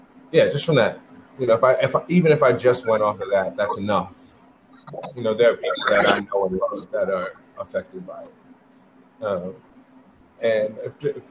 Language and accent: English; New York City, New York, United States; I grew up in the Bronx, too. I grew up on the other side, though.